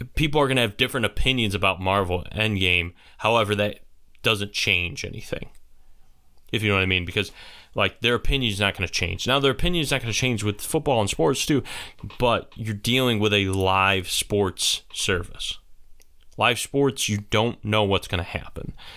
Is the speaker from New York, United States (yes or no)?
yes; St. Bonaventure area, New York, United States; they're my hometown area team.